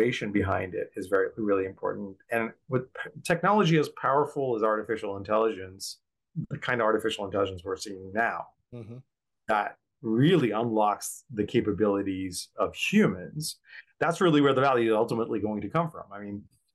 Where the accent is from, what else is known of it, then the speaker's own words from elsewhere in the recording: Bangladesh; moved away; When I was growing up in Bangladesh